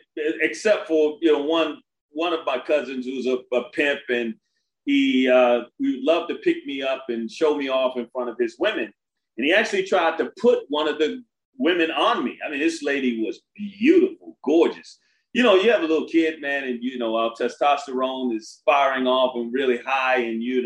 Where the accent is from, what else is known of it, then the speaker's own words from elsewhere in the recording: Brooklyn, New York, United States; also born or lived in Coney Island / Washington, D.C.; The reason I went to more than a dozen schools because I was from Brooklyn, Coney Island, Washington, D.C., where we are here now.